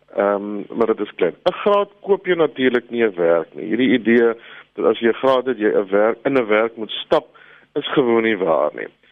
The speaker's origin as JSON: {"language": "Afrikaans", "country": "South Africa", "said": "ons as Afrikaners"}